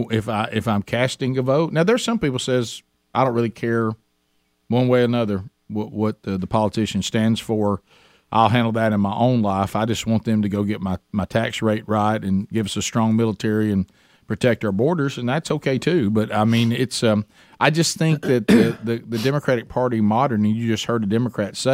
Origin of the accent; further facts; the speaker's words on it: Alabama, United States; our families, where we grew up in Alabama, went through this same process